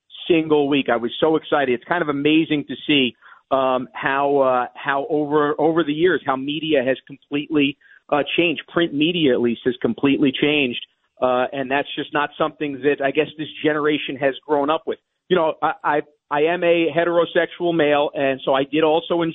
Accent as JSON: {"language": "English", "region": "New York", "country": "United States", "said": "I'm a New Yorker"}